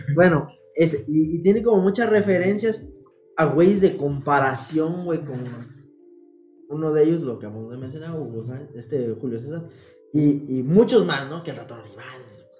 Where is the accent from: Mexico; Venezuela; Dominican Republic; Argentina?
Mexico; los mexicanos somos